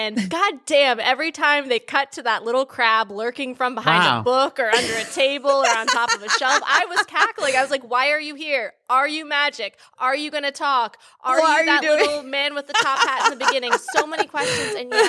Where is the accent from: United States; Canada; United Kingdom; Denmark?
United States; Maryland; I'm from Maryland.